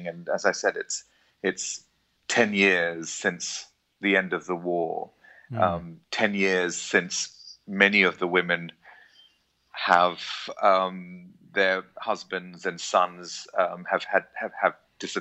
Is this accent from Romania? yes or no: no; England, United Kingdom; moved away as an adult; also born or lived in Jaffna, Sri Lanka; now in Colombo, Sri Lanka; I grew up in England as part, I guess, of the large Tamil diaspora that lives there, but moved back to Sri Lanka, having been born in Jaffna